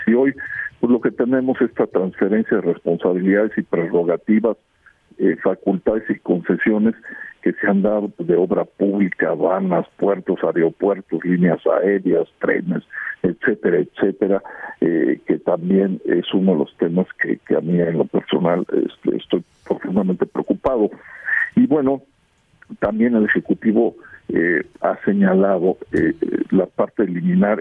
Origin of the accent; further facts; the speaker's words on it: Mexico; como muchísimos mexicanos